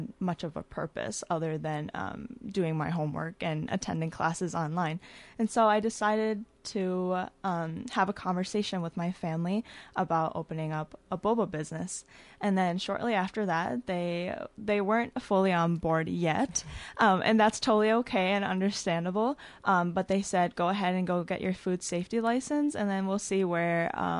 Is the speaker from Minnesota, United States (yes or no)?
yes; Faribault, Minnesota, United States; I am from Faribault, Minnesota.